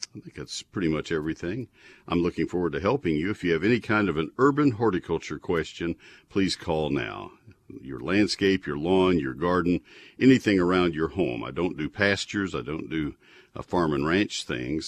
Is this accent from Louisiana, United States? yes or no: no; College Station, Texas, United States; I grew up in College Station